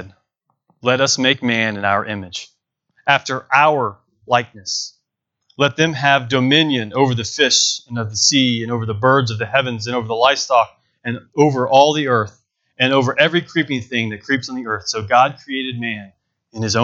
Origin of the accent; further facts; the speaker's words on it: Bentonville, Arkansas, United States; Jessica and I were both born and raised in Bentonville, Arkansas